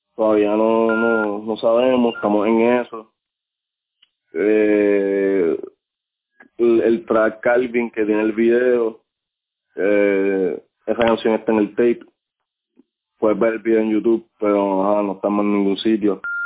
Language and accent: Spanish; Puerto Rico; moved away; mi Puerto Rico